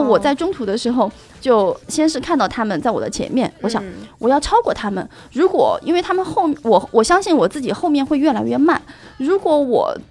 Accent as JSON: {"language": "Chinese", "town": "Chengdu", "region": "Sichuan", "country": "China", "said": "作为一个成都人，我还是挺能理解的"}